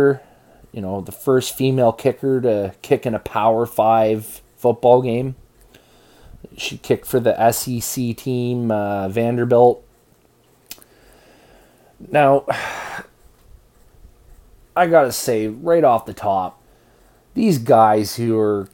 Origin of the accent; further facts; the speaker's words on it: Canada; as a Canadian kid